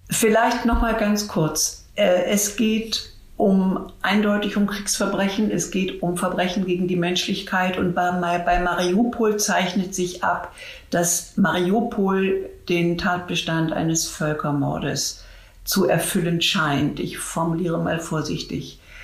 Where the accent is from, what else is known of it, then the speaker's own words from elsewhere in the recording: Germany; uns in Deutschland